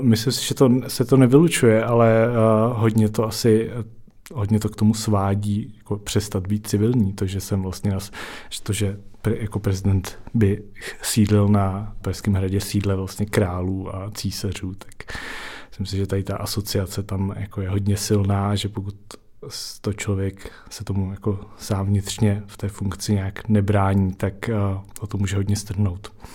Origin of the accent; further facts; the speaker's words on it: Prague, Czechia; pocházím z Prahy, žiju v Praze